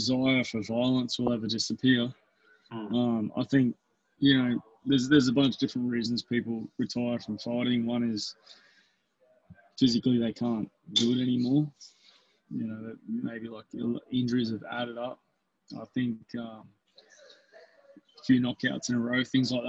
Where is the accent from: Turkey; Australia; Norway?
Australia; Albury, New South Wales; moved away; my hometown in Albury